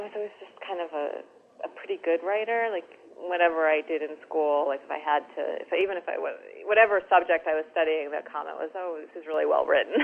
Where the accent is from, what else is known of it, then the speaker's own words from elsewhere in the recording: New Jersey, United States; moved away as an adult; also born or lived in Washington / New York; I grew up in New Jersey, so, I knew the city